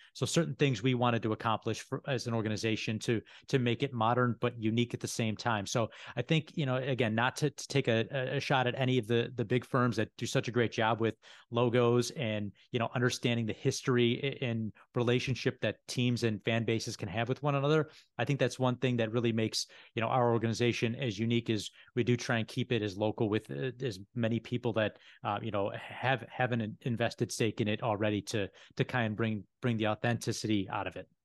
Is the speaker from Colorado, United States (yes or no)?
no; Buffalo, New York, United States; also born or lived in Syracuse; I'm born and raised in Buffalo